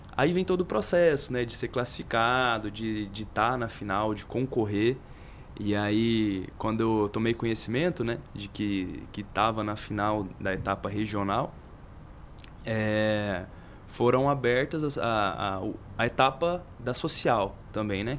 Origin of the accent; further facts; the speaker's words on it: Goiânia, Goiás, Brazil; also born or lived in Catalão; depois voltei a Goiânia, que é a cidade natal mesmo de onde eu, de onde eu sou